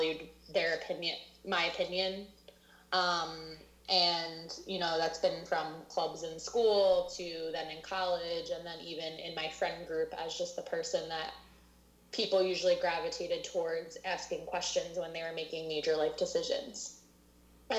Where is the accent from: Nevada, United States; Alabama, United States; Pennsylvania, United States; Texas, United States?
Pennsylvania, United States; Lafayette Hill; also born or lived in Thailand; I'm from Lafayette Hill. So I'm from around Conshohocken area. I grew up here.